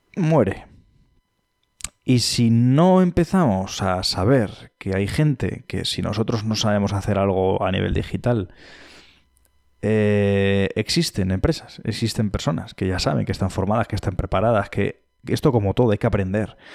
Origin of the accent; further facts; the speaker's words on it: Madrid, Community of Madrid, Spain; also born or lived in Cáceres; now in Pamplona, Spain; soy madrileño, he vivido también en Cáceres y soy pamplónica. Eh, llevo en Pamplona viviendo más años que en ningún lado.